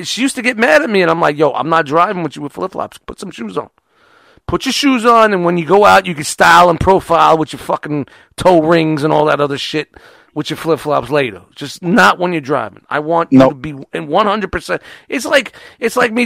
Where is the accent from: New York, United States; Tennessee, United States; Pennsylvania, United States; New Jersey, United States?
New York, United States; New York City; I'm from Brooklyn